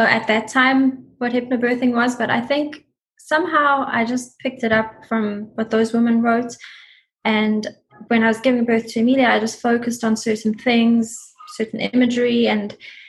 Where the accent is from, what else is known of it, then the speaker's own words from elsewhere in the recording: South Africa; now in United States; We came from South Africa, so everything was new to us here.